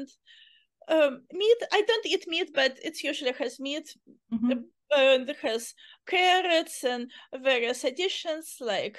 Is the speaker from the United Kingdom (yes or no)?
no; Uzbekistan; English is a second language; moved away as an adult; now in California, United States; situation in my country became not very safe and we had no choice. So we immigrated